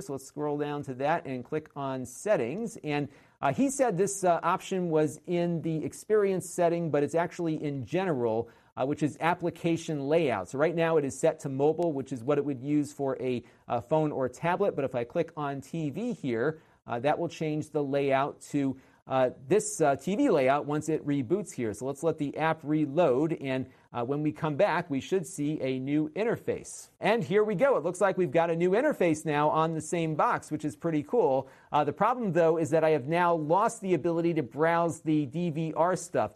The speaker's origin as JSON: {"language": "English", "region": "Connecticut", "country": "United States", "tie": "born or raised there", "said": "Connecticut, my home state"}